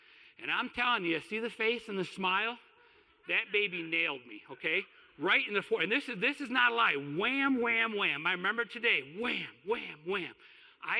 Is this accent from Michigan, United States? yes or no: yes; Kalamazoo, Michigan, United States; moved away as an adult; also born or lived in Houston, Texas; I moved from Kalamazoo to Houston, Texas, which means I moved out of my home and away from my mom